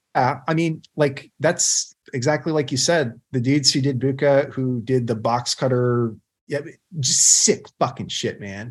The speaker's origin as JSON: {"language": "English", "country": "United States", "said": "as a patriotic American"}